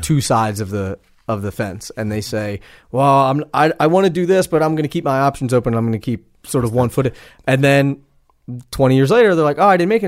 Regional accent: East Coast, United States; I'm from the East Coast

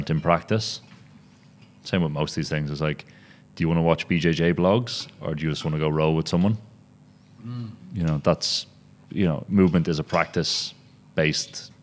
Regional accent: Ireland; now in Berlin, Germany; I'm Irish.

